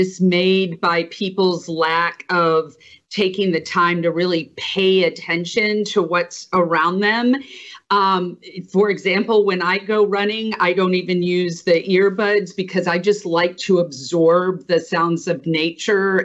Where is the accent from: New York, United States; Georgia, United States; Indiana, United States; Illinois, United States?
Indiana, United States; Elkhart; moved away as an adult; now in Mississippi, United States; I grew up in Indiana